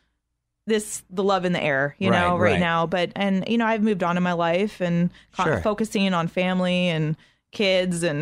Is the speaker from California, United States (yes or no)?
yes; San Diego, California, United States; Growing up in San Diego, we weren't close